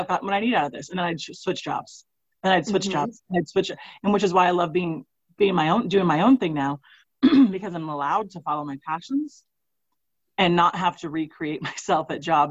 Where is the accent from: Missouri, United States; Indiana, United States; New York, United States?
Missouri, United States; I'm from Missouri